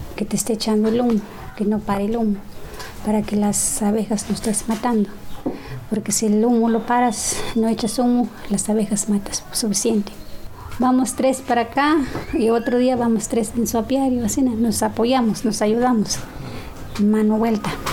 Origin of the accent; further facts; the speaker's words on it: Nuevo Chintipán, Veracruz, Mexico; soy de Nuevo Chintipán